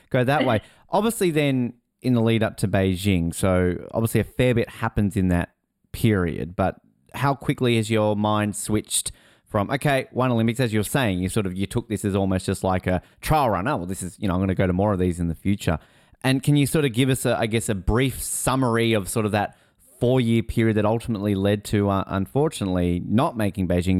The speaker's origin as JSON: {"language": "English", "region": "Tasmania", "country": "Australia", "moved": "yes", "said": "I'm obviously originally from Tasmania, so I come from a Aussie rules background."}